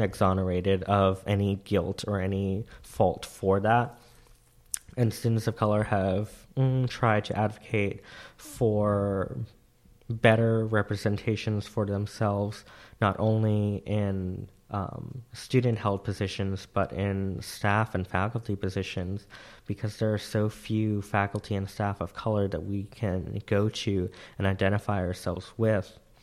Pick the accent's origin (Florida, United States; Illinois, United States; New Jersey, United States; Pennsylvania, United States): Florida, United States; Central; moved away; I was raised in Central Florida